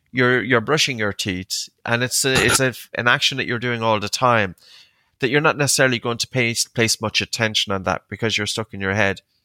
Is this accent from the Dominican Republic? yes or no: no; Ireland; also born or lived in Uppsala, Sweden; as an Irish man